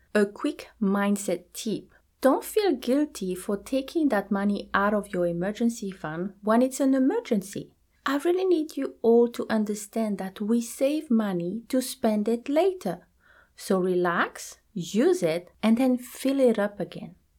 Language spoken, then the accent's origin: English; New Zealand; I am from New Zealand